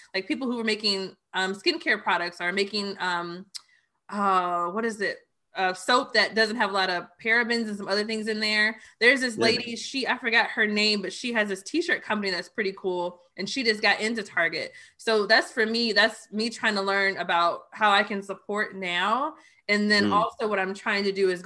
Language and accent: English; Austin, Texas, United States; I'm from Austin, Texas. And one thing that I always appreciated about living in Austin